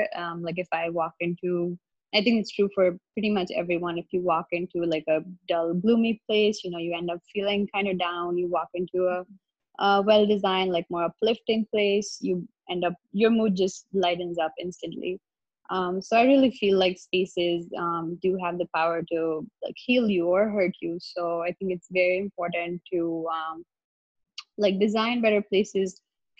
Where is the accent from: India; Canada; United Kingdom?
India; moved away as an adult; also born or lived in Boston, United States / New York, United States; I'm originally from India, and then I pursued my bachelor's in interior architecture from the Boston Architectural College